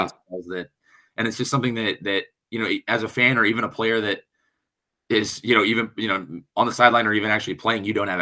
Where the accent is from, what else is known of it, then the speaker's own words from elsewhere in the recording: Des Moines, Iowa, United States; now in Minnesota, United States; my hometown